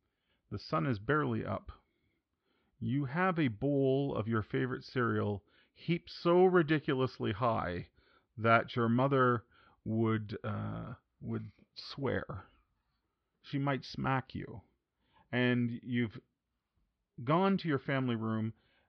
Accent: Canada; growing up in Canada, for at least Jason

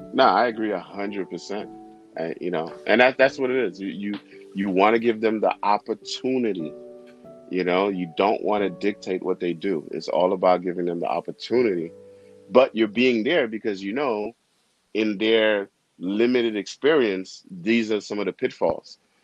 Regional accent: Haiti; English is a second language; now in New York, United States; I was born in Haiti and um, I have to give my parents props because when I, we came here, we didn't have anything

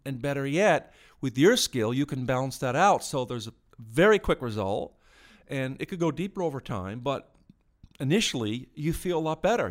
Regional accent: United States; moved away; I'm born in the States, but, uh, I'm an Irish citizen too

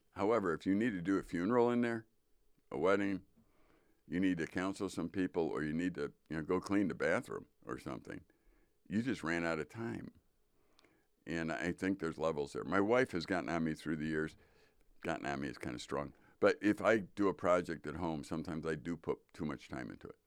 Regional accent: Midwest, United States; I'm a Midwesterner

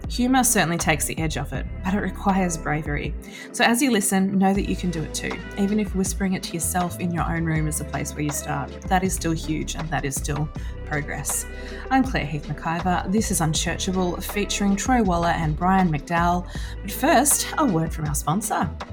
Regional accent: Seaspray, Victoria, Australia; my hometown out at Seaspray

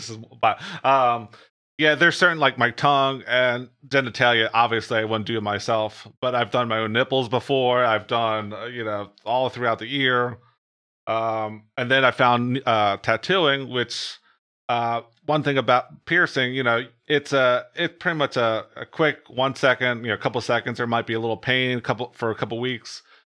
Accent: New Jersey, United States

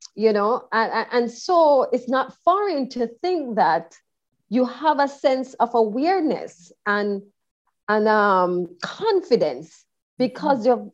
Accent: Jamaica; moved away as an adult; also born or lived in Kingston, Jamaica; I was born and raised in Jamaica. I left Jamaica at the good age of 38

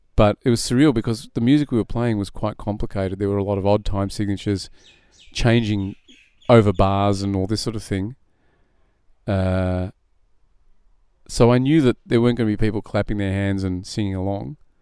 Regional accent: Burwood, Australia; also born or lived in Israel; I grew up in Burwood

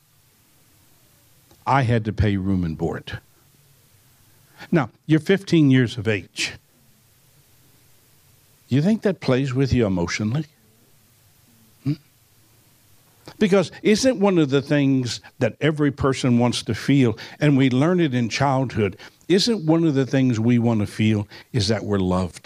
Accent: New Orleans, Louisiana, United States; I was born in New Orleans

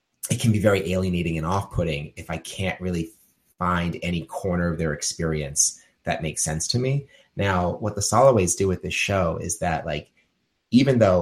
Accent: New York City, New York, United States; as a New Yorker

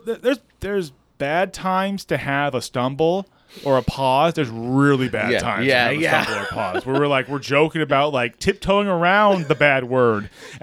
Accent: United States; I'm American. I'm an American with British in my blood.

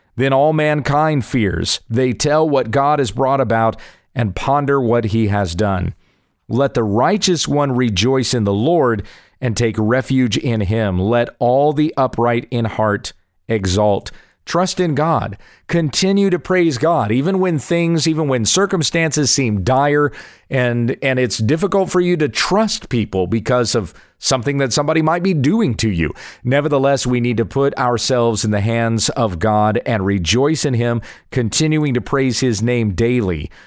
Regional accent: the South, United States; I'm a Southern boy. I was raised in the South.

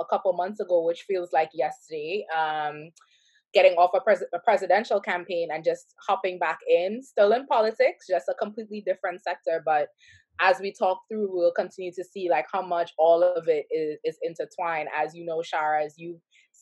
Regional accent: Trinidad & Tobago; now in United States; I was born and raised in Trinidad and Tobago

